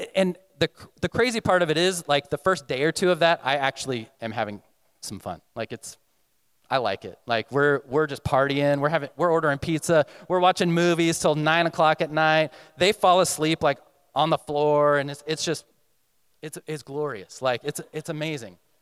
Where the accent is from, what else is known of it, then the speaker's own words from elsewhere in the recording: Texas, United States; moved away; I'm coming from Texas